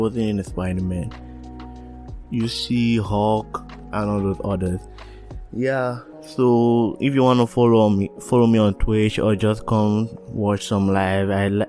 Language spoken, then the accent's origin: English; Nigeria; accent: Nigerian; now in Canada; I want to talk in my Nigerian accent, but if I know people are gonna listen, like, it transformed to a Canadian accent.